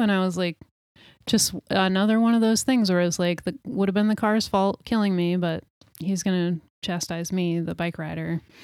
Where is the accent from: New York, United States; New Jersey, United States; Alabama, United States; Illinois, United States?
New York, United States; now in Portland, United States; I grew up in New York State